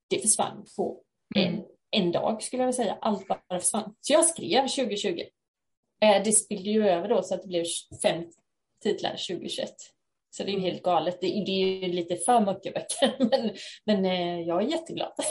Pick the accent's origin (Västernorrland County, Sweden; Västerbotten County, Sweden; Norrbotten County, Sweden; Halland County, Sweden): Halland County, Sweden; Haverdal; jag är författare från Haverdal utanför Halmstad